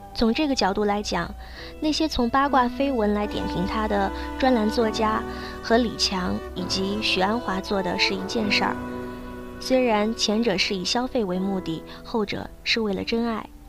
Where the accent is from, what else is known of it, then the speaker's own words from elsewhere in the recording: Northeast China, China; 我是东北人